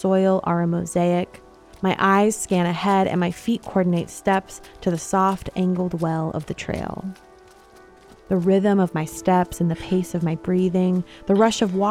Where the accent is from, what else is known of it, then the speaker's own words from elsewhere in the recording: New York, United States; now in Oakland, United States; I'm originally from New York State